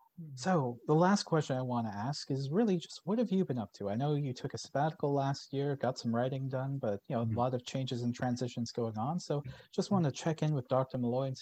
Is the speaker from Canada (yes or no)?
yes; Brampton, Ontario, Canada; I'm from Brampton. I that's where I did high school